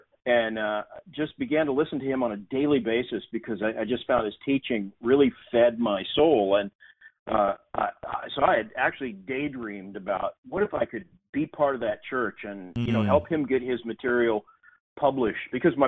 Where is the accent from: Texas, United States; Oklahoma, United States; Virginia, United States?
Oklahoma, United States; Tulsa; I grew up in Tulsa, Oklahoma, going to a liberal Methodist church.